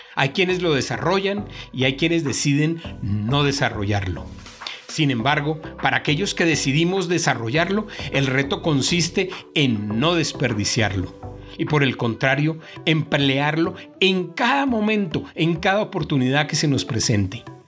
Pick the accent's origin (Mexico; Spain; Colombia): Colombia; nuestra querida Colombia